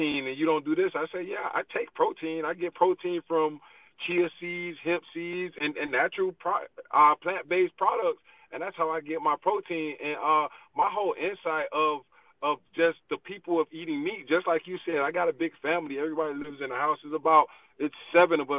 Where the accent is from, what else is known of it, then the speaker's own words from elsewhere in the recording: Miami, Florida, United States; now in Atlanta, United States; I'm originally from Miami, Florida, but I currently live in Atlanta, Georgia.